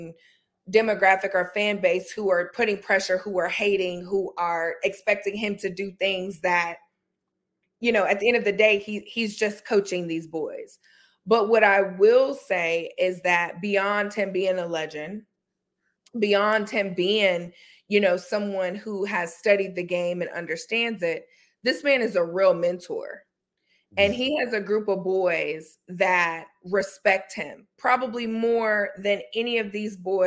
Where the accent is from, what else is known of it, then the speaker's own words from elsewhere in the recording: North Carolina, United States; I'm from North Carolina